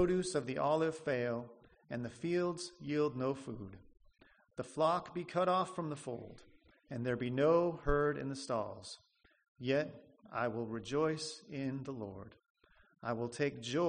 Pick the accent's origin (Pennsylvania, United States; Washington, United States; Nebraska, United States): Nebraska, United States; moved away as an adult; I'm from Nebraska. I grew up there